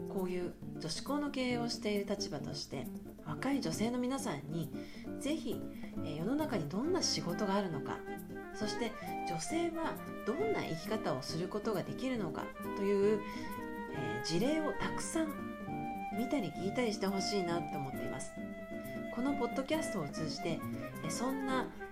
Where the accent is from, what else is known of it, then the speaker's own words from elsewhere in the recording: Yokohama, Kanagawa, Japan; moved away as an adult; also born or lived in Toyota, Aichi / Tokyo / United States; 私はあの生まれも育ちも横浜で